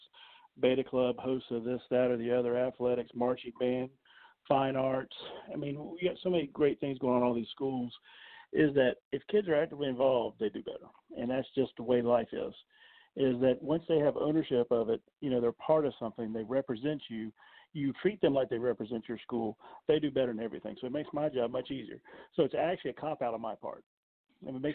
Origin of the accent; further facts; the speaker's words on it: Summerville, South Carolina, United States; now in Moncks Corner, United States; I grew up in Somerville, played for Coach McKissick